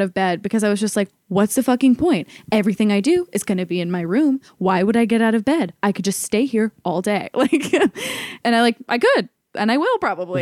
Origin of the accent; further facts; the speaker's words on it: Ohio, United States; moved away as an adult; also born or lived in New York; I, had been going back and forth between New York and Ohio, where I'm from